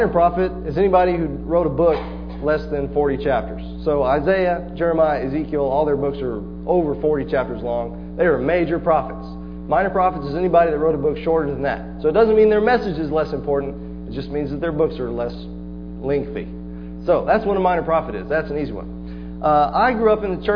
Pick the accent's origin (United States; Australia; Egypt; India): United States; Palestine, Texas; I'm a hometown boy. I grew up in Palestine.